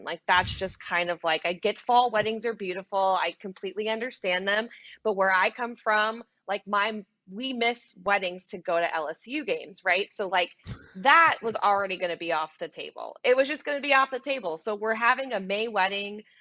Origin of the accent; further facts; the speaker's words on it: New Orleans, Louisiana, United States; I'm from New Orleans, Louisiana